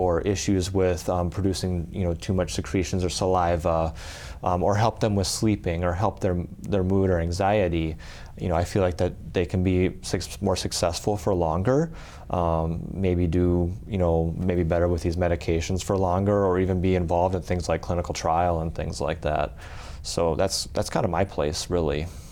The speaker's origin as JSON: {"language": "English", "town": "Aberdeen", "region": "South Dakota", "country": "United States", "tie": "born or raised there", "said": "I'm originally um, from well South Dakota, uh, kind of uh, grew up in Aberdeen."}